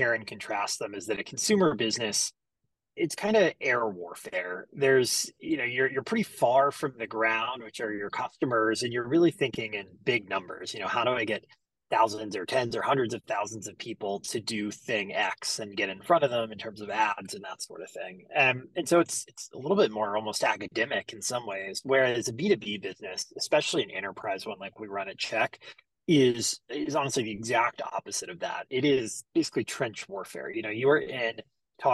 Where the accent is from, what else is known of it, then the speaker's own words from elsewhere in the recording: Greenville, South Carolina, United States; I'm originally from Greenville, South Carolina. So born and raised down there.